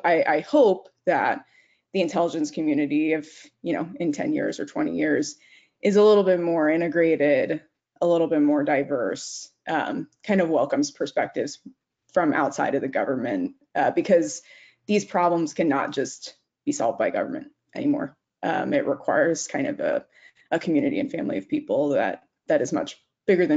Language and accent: English; Arizona, United States; moved away as an adult; also born or lived in New York City; I'm a Southwest baby. So I grew up in Arizona and went to school in New York City.